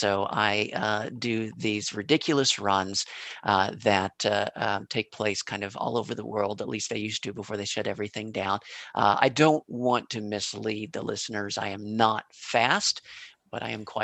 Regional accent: Kansas City, Missouri, United States; I was born in Kansas City, Missouri

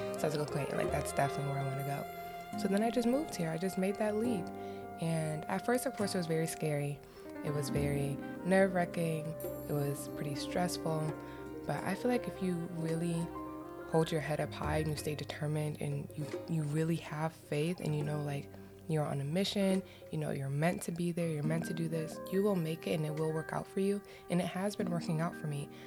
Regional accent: Florida, United States; moved away; also born or lived in Cleveland, Ohio; growing up in Florida, where I was living wasn't that populated with black women

